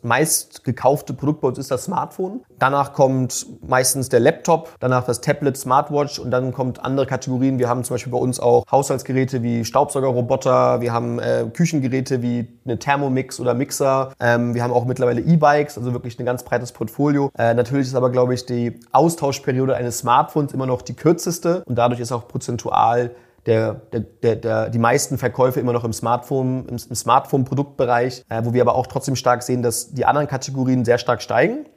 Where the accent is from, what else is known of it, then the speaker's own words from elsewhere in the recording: Hamburg, Germany; now in Vienna, Austria; ich bin Deutscher, ursprünglich aus Hamburg